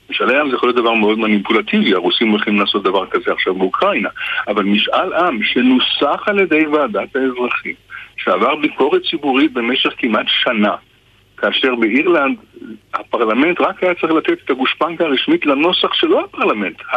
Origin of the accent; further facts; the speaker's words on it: Israel; כי אה, כישראלי אני ער מאוד לתפקיד של העבר